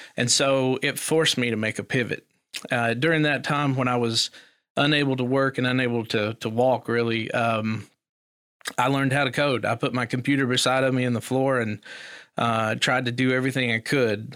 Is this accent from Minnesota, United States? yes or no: no; Eastern Kentucky, United States; also born or lived in Elkhorn City, Kentucky / Pikeville, Kentucky; I grew up in Eastern Kentucky. Um, a little holler called Biggs Branch